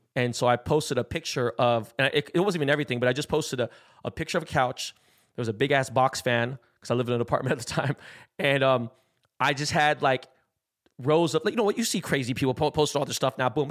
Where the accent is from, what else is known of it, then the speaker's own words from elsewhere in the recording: West Coast, United States; I'm from the West Coast